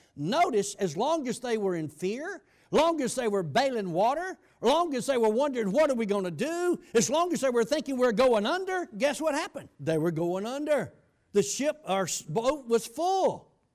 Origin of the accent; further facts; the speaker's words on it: United States; I grew up on the Chattahoochee River